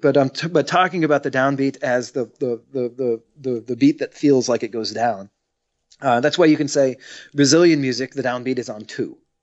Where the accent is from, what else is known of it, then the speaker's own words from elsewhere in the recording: United States; I'm the only American playing the American music